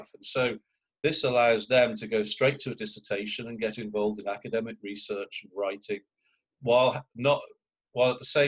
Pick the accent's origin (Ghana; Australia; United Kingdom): United Kingdom; now in United States; I'm British